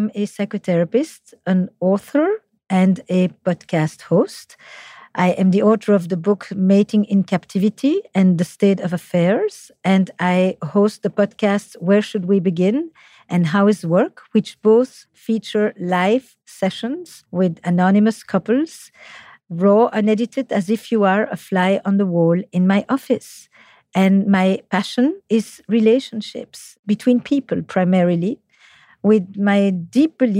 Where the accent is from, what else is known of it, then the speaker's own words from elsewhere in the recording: Flemish part of Belgium, Flanders, Belgium; accent: French; English is a second language; now in United States; I'm from the Flemish part of Belgium, despite my French accent in English